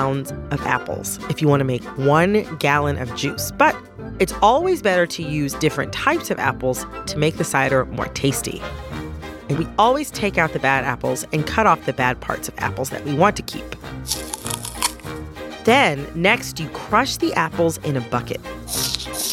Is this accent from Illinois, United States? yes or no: no; Michigan, United States; I am from Michigan, which is a state that is known for its apples.